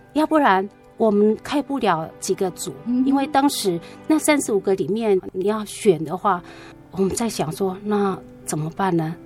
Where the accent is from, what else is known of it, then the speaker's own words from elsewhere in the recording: Taitung County, Taiwan; 我的 母会，就是台东的三仙教会